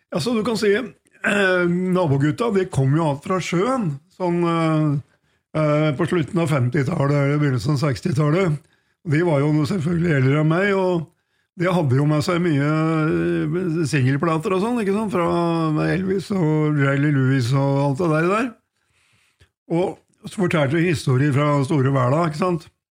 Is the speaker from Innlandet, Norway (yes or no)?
yes; Hunndalen, Innlandet, Norway; Vazelina-museet oppe i Hunndalen, der jeg kommer fra